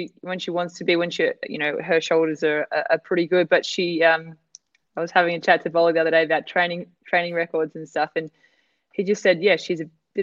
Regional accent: Australia; I'm Aussie

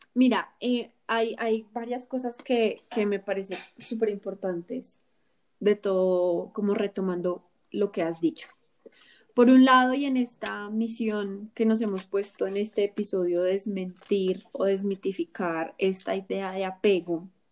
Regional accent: Colombia

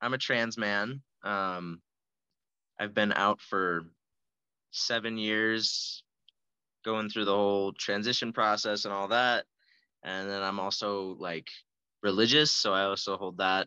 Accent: Fountain, Colorado, United States; now in Colorado Springs, United States; I grew up there up until I was like 19

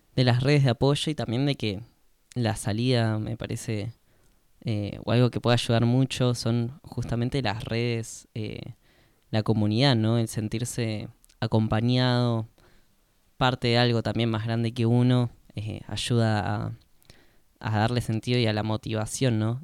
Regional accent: Argentina; el resto somos eh, argentinos nativos

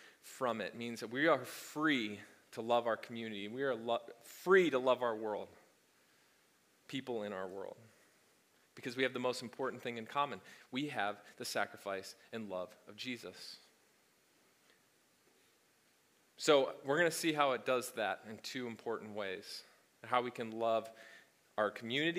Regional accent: the South, United States; as we say in the South

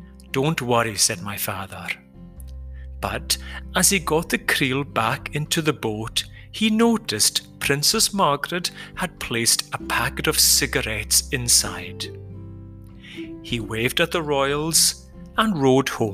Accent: Outer Hebrides, Scotland, United Kingdom; my village in the Outer Hebrides.

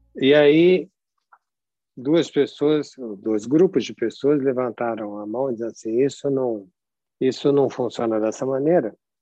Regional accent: São Paulo, Brazil; accent: partly Rio; eu sou paulista, embora tenha um sotaque com o pé no Rio, porque eu venho de uma mescla familiar

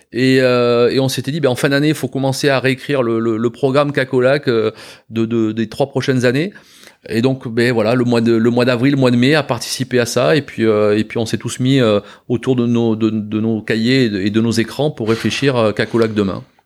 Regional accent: Bordeaux, Nouvelle-Aquitaine, France; en tant que en tant que bordelais quand même on est on, on baigne dedans tout petit

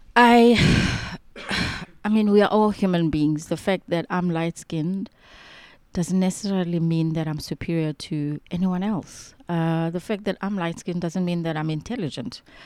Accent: East London, Eastern Cape, South Africa; moved away as an adult; now in Cape Town, South Africa; I actually grew up in a township called Mtansane, just outside of East London.

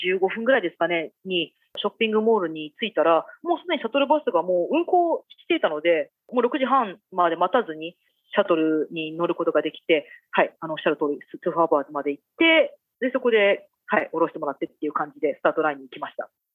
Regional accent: Japan; now in Minnesota, United States

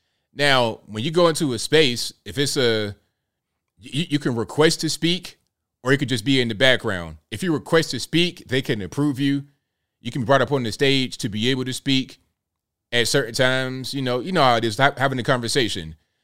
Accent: Mississippi, United States; Okay, I'm from Mississippi.

